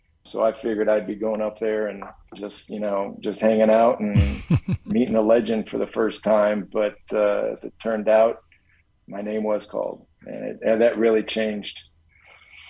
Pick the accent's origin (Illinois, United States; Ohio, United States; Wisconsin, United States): Illinois, United States; Chicago; growing up a Chicago kid